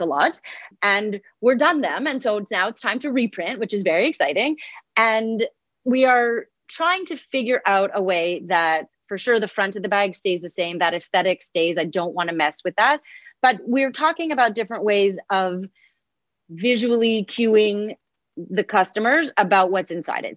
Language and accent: English; Montreal, Quebec, Canada; I am from Montreal, Canada